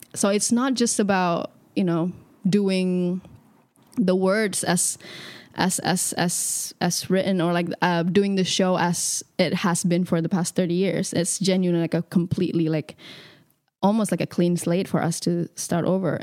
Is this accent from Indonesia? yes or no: yes; Indonesia; moved away as an adult; also born or lived in Jakarta; now in London, United Kingdom; I grew up in Indonesia my whole life